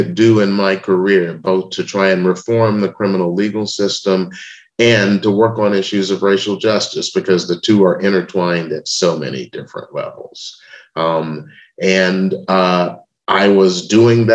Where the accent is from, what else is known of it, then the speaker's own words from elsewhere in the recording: Memphis, Tennessee, United States; I was born in Memphis, Tennessee in 1956